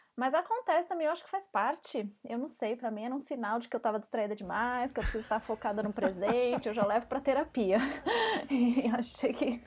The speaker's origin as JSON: {"language": "Portuguese", "region": "São Paulo", "country": "Brazil", "said": "eu sou de São Paulo"}